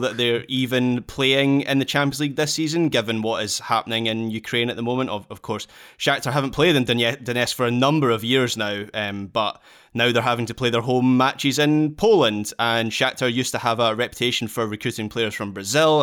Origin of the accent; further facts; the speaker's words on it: Scotland, United Kingdom; being Scottish